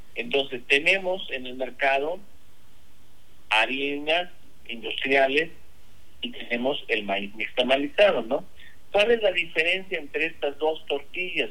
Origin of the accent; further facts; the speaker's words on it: Mexico; Todos los mexicanos deberíamos